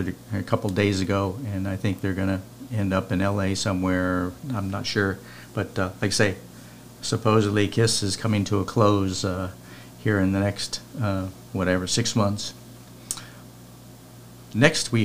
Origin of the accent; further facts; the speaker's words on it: San Diego, California, United States; when I was growing up in San Diego in the 70s